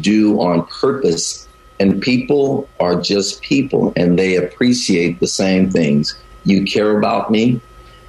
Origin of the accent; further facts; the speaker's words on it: the South, United States; also born or lived in Chicago / Great Lakes, Illinois; now in Bay Area, United States; I grew up in the South.